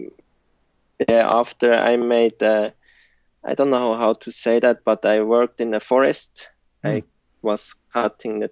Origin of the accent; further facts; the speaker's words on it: Frutigen, Bern, Switzerland; English is a second language; I grew up in Frutigen. It's in the Swiss mountains, close to Interlaken